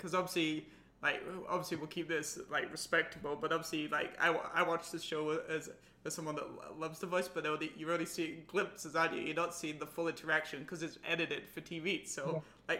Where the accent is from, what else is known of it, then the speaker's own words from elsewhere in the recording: England, United Kingdom; Obviously, I'm from England